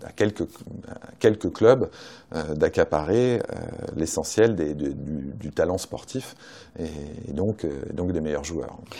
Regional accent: Saint-Étienne, Auvergne-Rhône-Alpes, France; je suis stéphanois et je suis euh, supporter de Saint-Etienne

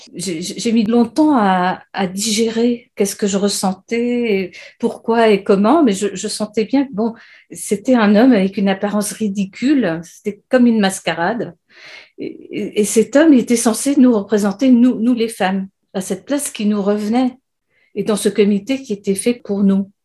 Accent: France; also born or lived in Great Britain; now in United Kingdom; je suis française et j'habite en Grande-Bretagne

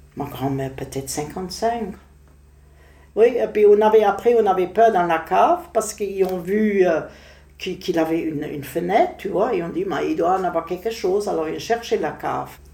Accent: Berlin, Germany; French is a second language; moved away; Je suis née à Prenzlauer Berg même

